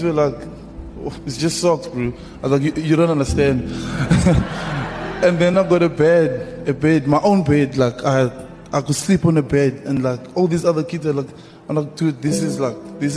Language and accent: English; South Africa; English is a second language